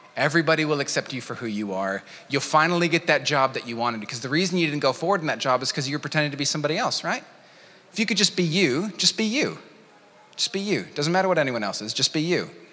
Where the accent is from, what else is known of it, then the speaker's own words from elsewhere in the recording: United States; moved away; my home country, America